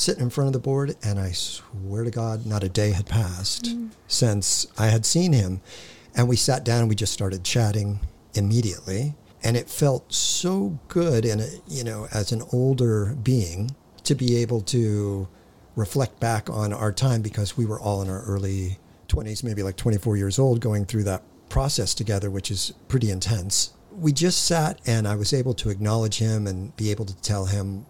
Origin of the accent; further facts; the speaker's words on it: Hawthorne, California, United States; born there; I was born in Hawthorne. I'd still call that LA.